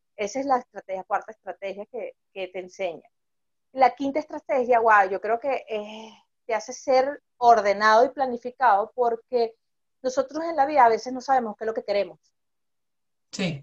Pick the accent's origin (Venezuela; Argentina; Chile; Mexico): Venezuela; somos venezolanos y sabemos mucho de lo que hemos pasado aquí